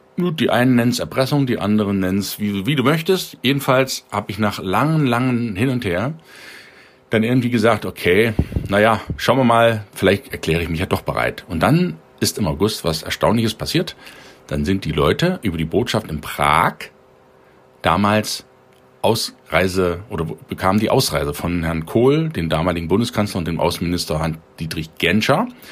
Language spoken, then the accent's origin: German; Germany; Ich bin in der DDR groß geworden, Baujahr 71 und war 18 Jahre, als die Mauer fiel